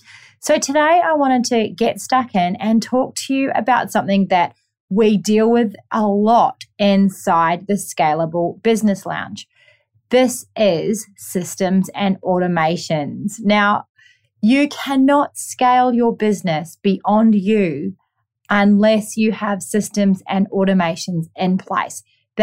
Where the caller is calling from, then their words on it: Gold Coast, Queensland, Australia; I am tuning in from the Gold Coast on a Monday